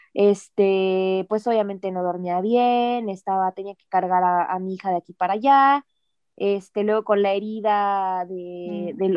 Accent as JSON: {"language": "Spanish", "country": "Mexico", "moved": "yes", "said": "esa parte de mi cultura, o sea, de, México"}